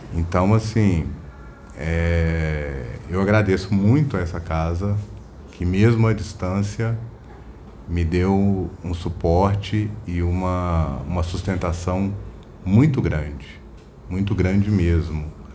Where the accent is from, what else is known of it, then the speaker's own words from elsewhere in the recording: Belo Horizonte, Minas Gerais, Brazil; eu sou de Belo Horizonte